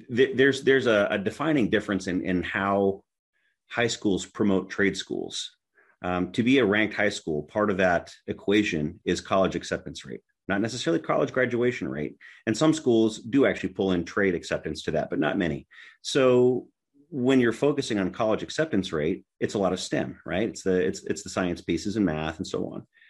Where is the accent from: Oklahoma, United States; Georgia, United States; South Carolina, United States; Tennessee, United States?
Tennessee, United States; my home state is Tennessee